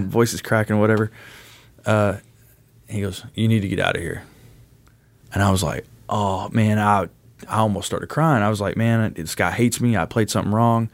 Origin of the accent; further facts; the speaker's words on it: Owensboro, Kentucky, United States; also born or lived in Utica, Kentucky; originally born and raised in Owensboro, Kentucky